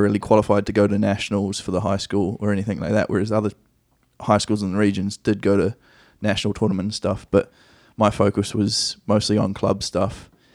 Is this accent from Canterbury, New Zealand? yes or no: no; Nelson, New Zealand; moved away as an adult; also born or lived in Christchurch, New Zealand / Wellington, New Zealand / Dunedin, New Zealand / Melbourne, Australia; now in United States; Mum was in, in Nelson, which is my hometown, or, which is our hometown now